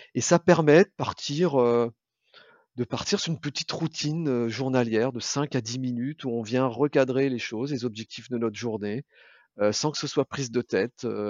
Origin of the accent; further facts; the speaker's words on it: Brittany, France; je suis moi originaire de Bretagne